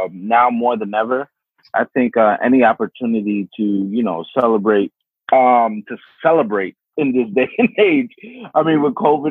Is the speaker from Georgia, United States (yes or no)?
no; New York City, New York, United States; also born or lived in Queens, New York; I grew up in Brooklyn, New York.